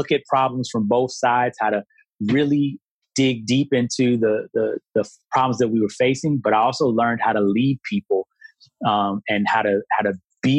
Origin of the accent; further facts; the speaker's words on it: Chicago, Illinois, United States; moved away; I'm from Chicago originally